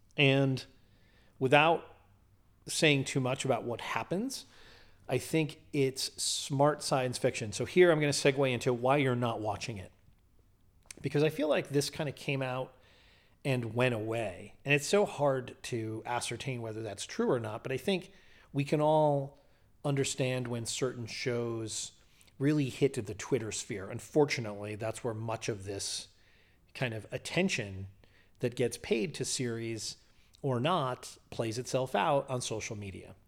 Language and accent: English; New Haven, Connecticut, United States; growing up in New Haven.